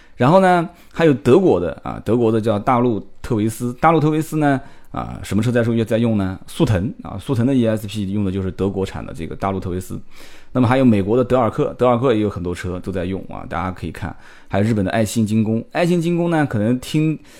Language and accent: Chinese; Nanjing, Jiangsu, China; 我们的宁化讲